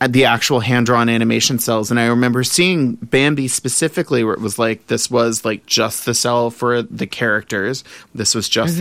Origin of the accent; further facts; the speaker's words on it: New Orleans, Louisiana, United States; I grew up in the South, in New Orleans